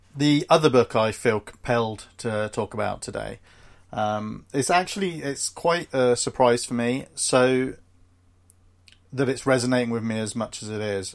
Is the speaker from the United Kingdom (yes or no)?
yes; United Kingdom; We're both British